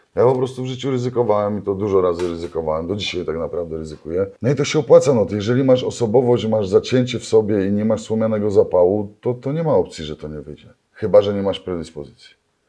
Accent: Katowice, Silesian Voivodeship, Poland; u nas w Katowicach są, wiesz, wszyscy są niewolnikami metek

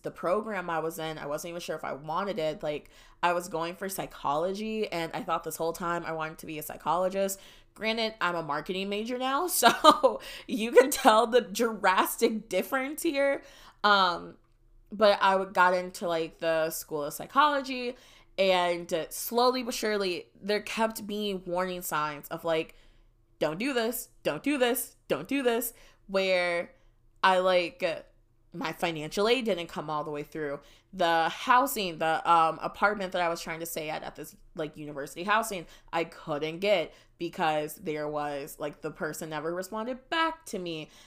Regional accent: Wisconsin, United States; moved away as an adult; now in Texas, United States; growing up in Wisconsin.

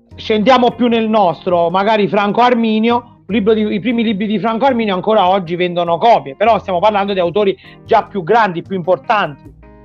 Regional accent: Frosolone, Molise, Italy; now in Rome, Italy; il mio paese natale che si chiama Frosolone in provincia di Sernia

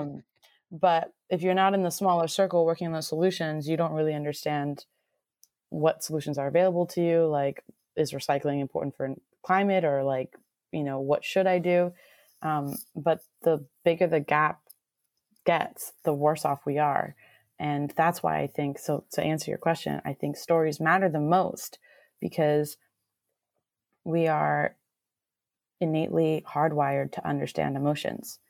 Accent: Miami, Florida, United States; moved away as an adult; also born or lived in Southern California; now in Seattle, United States; I'm from Miami, Florida originally, um, Cuban American

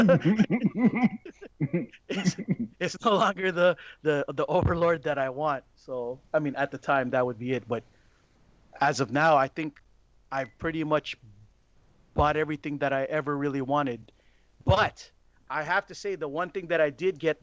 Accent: California, United States; also born or lived in Philippines; I was born in California, I spent the first 5 years of my life in the Philippines

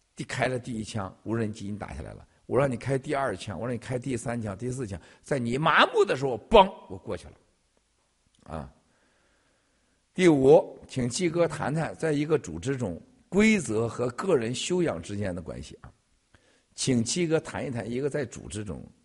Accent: China; 我们中国人是一个这么善良的民族

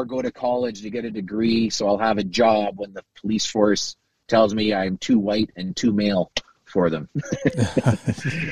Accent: Kitchener, Ontario, Canada; I was born in Kitchener and I was less than five

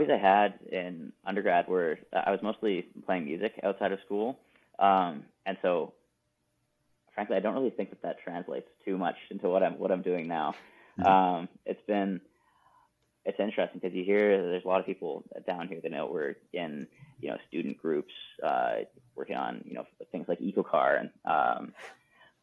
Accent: Canada; now in United States; as a Canadian and working in the field I'm in the United States

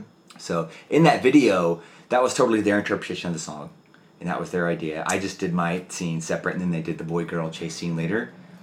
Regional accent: Georgia, United States; born there; also born or lived in Alabama / Florida / Mississippi / Tennessee; I was born in Georgia. So I've lived in Alabama, Georgia, Florida, Mississippi, and Tennessee.

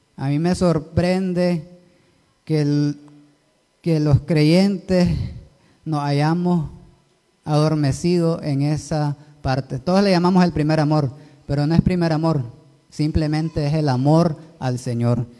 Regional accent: Nicaragua; así somos los nicaragüenses

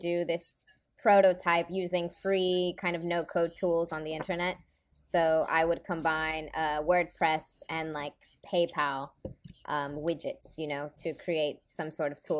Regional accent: Dominican Republic; I'm originally from the Dominican Republic.

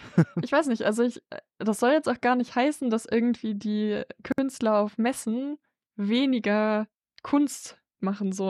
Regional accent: near Bonn, North Rhine-Westphalia, Germany; ich komme halt aus der Nähe von Bonn

